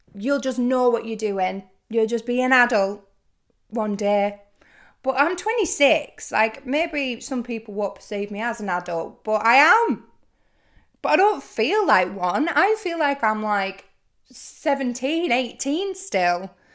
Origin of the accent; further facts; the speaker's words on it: Lake District, North West England, United Kingdom; moved away as an adult; now in London, United Kingdom; I was driving down from the Lake District, that's where I'm from